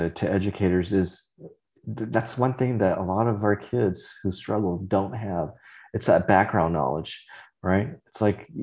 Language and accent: English; Central Valley of California, United States; first language Vietnamese; English is a second language; I grew up in the Central Valley of California